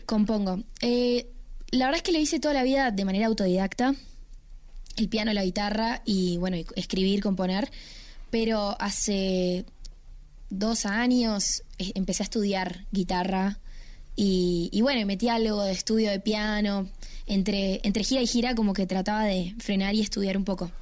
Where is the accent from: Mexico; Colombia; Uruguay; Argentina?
Uruguay; yo soy una cantante uruguaya